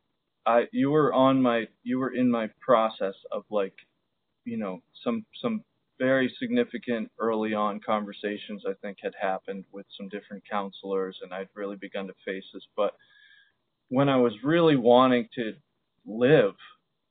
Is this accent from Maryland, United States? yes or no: yes; Baltimore, Maryland, United States; also born or lived in Zambia; when I came back from Zambia and began to try and find joy in Baltimore again